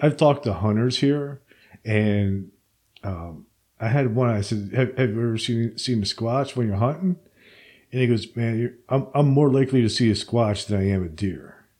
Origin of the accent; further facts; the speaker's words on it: Princeton, New Jersey, United States; moved away; I'm from uh, central Jersey originally